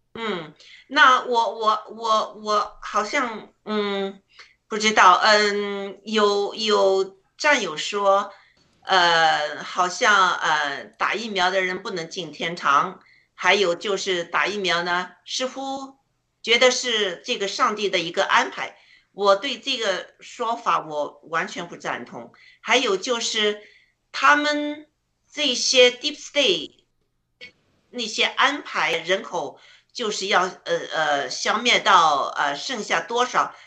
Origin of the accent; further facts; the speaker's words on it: China; now in Alberta, Canada; 我们中国人